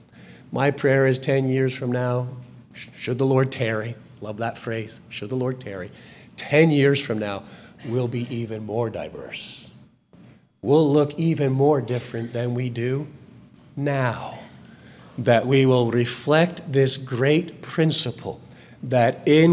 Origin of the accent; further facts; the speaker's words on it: United Kingdom; now in Texas, United States; I am still, it will never change, of British heritage, both Scotch and English